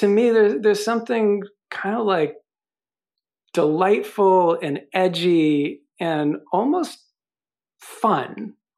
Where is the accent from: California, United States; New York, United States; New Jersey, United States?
New York, United States; I'm from New York